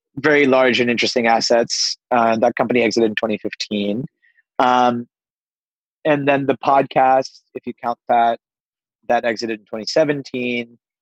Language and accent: English; Pittsburgh, Pennsylvania, United States; I grew up on the East Coast of the United States in Pittsburgh, but uh, I'm of Indian heritage